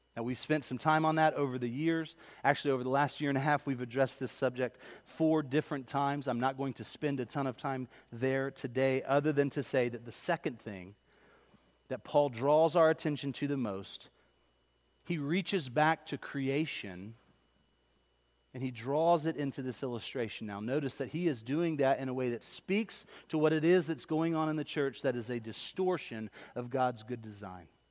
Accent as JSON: {"language": "English", "town": "Pine Hills", "region": "the South", "country": "United States", "tie": "born or raised there", "said": "I didn't grow up in Corinth. I grew up in Pine Hills."}